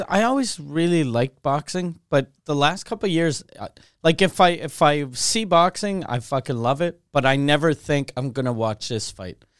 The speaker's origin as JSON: {"language": "English", "country": "Canada", "said": "the only time I feel Canadian is when I'm not in Canada."}